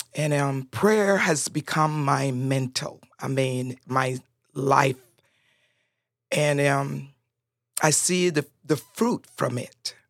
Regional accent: Roatán, Bay Islands, Honduras; first language Spanish; English is a second language; now in United States

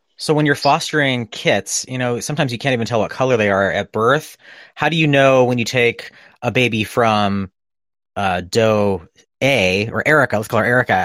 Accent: New England, United States; moved away as an adult; now in California, United States; I grew up in New England

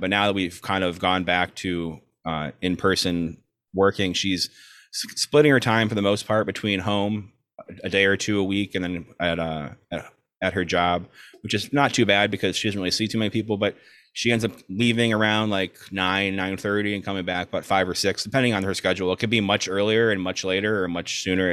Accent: South Florida, United States; moved away as an adult; also born or lived in Chicago, Illinois / Orlando, Florida; now in Brooklyn, United States; we are both from South Florida. I'm originally from Chicago, but moved to South Florida when I was two ish.

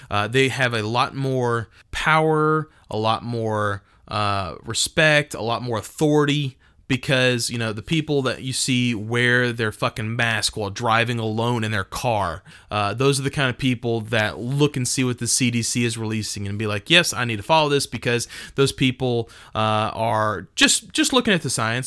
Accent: Texas, United States; I'm from Texas.

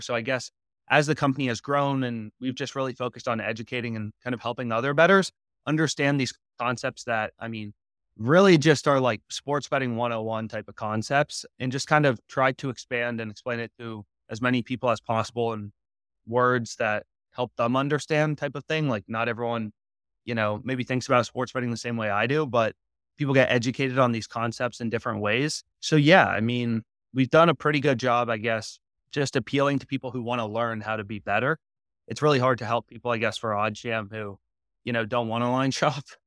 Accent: Virginia, United States; moved away as an adult; also born or lived in Pennsylvania; I'm initially from Virginia, actually, as well as my co-founder, so we went to the same high school

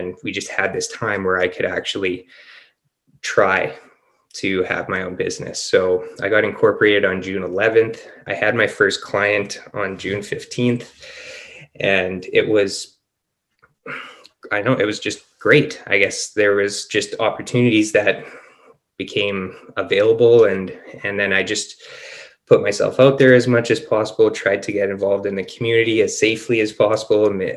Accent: Winnipeg, Manitoba, Canada; moved away as an adult; now in Penticton, Canada; We're both born and raised in Winnipeg, and we moved to Penticton, British Columbia

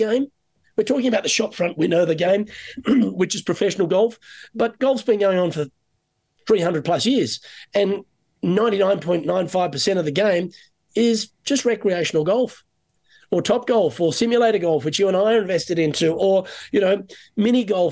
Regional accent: Sydney, New South Wales, Australia; moved away as an adult; now in Canada; coming from Sydney, it was either, you know, really nice weather or sometimes a little colder

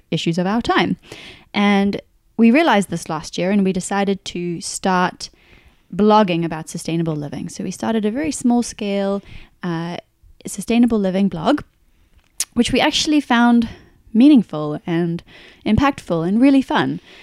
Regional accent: South Africa; moved away as an adult; also born or lived in New Zealand / United Kingdom; now in Australia; We're originally from South Africa, but we now call Australia home.

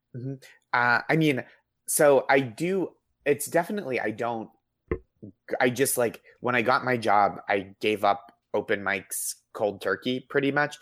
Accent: just outside Boston, Massachusetts, United States; I grew up just outside Boston

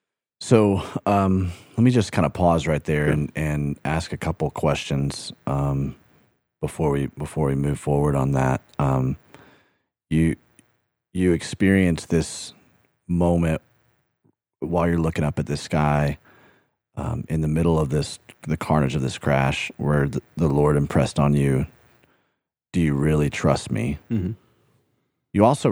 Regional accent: England, United Kingdom; Come on, I'm an English guy.

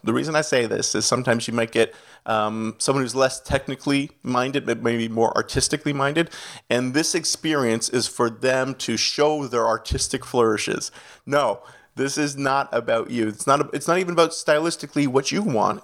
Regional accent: Canada; accent: Canadian; moved away as an adult; also born or lived in Toronto, Ontario / Miami; now in New Jersey, United States; I'm a Canadian citizen, so you might catch a little bit of the accent throughout

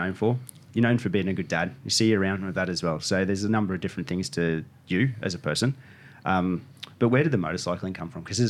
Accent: Australia; also born or lived in Ballina, New South Wales / Brisbane, Queensland; where I was growing up in Ballina. I was in Brisbane, but raced out of Ballina and had connections in Ballina.

